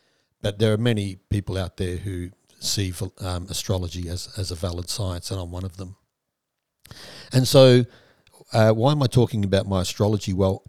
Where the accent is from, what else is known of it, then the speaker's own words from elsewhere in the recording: Perth, Western Australia, Australia; born there; So I was born in Perth, Western Australia, at a certain time, 1961, 5th of August, at 2:32 p.m.